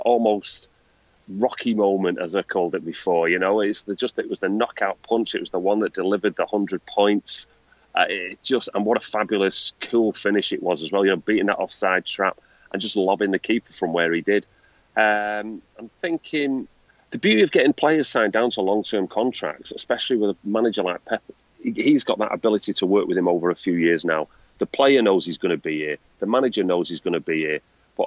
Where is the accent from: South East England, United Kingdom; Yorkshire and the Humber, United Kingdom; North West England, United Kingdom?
North West England, United Kingdom; Manchester; I'm a bloke from Manchester